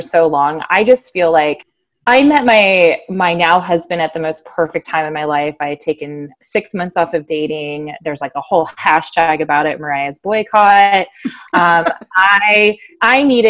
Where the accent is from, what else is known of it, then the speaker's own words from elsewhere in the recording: Santa Cruz, California, United States; moved away as an adult; now in Loudoun County, Virginia, United States; my hometown in Santa Cruz, California